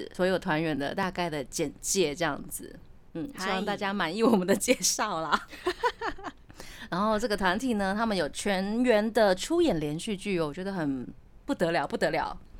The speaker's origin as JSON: {"language": "Chinese", "region": "Tainan", "country": "Taiwan", "lives_now": "Taipei, Taiwan", "said": "对啊，因为我是台南人。嗯，然后我来台北发展之后呢，我的师傅他就会呃让我练习一下比较标准的。国语这样子，然后我回去台南的时候呢"}